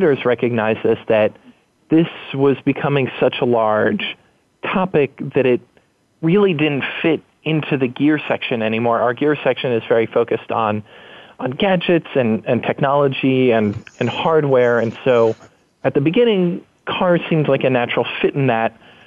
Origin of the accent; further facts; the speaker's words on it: New York, United States; moved away as an adult; now in San Francisco, United States; I moved from New York, which is where I grew up, to San Francisco, which is where I live now.